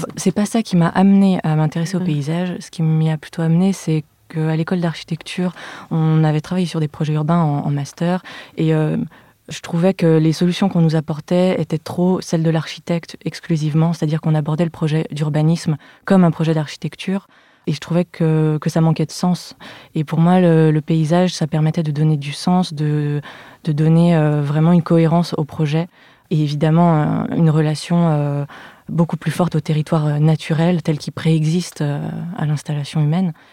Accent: Lyon, Auvergne-Rhône-Alpes, France; je suis née et j'ai grandi à Lyon

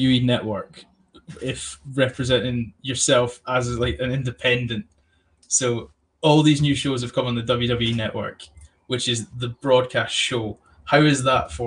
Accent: Scotland, United Kingdom; also born or lived in Birmingham; I moved up to Scotland. I'm just outside Edinburgh, so I moved up here when I was 5

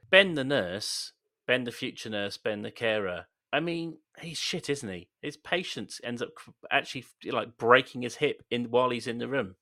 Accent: Swindon, South West England, United Kingdom; being from Swindon

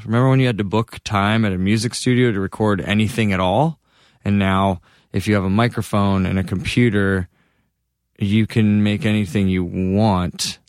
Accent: Massachusetts, United States; moved away as an adult; also born or lived in Boston; now in Los Angeles, United States; being back in Massachusetts, it feels like where I was made

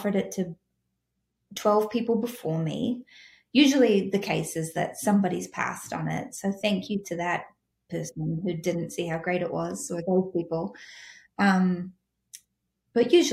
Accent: New Zealand; I'm from New Zealand

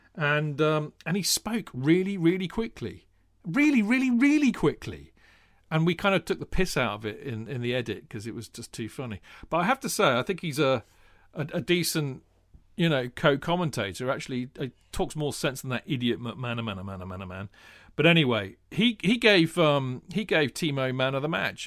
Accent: Winchester, South East England, United Kingdom; also born or lived in London; growing up in Hampshire, in, in Winchester

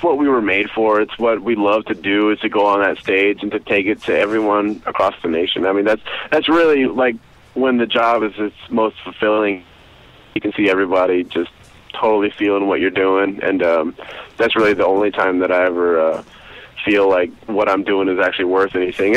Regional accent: later Midland-Odessa area, South Texas, United States; also born or lived in San Antonio, Texas; now in Austin, United States; I grew up in South Texas. Kind of, I was born in San Antonio, and I grew up about 20 miles south of there in Italia.

